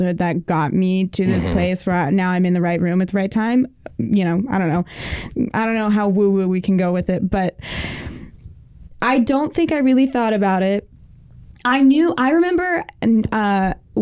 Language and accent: English; Lexington, Kentucky, United States; now in New York, United States; I'm from Kentucky. I'm from Lexington, Kentucky. I went to an art school and I was a dance major.